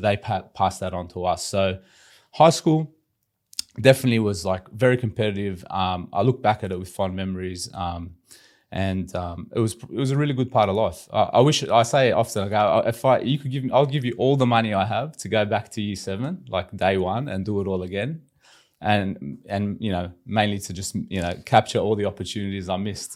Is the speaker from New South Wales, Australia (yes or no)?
yes; Sydney, New South Wales, Australia; we grew up in Western Sydney in, you know, typical immigrant families, big Lebanese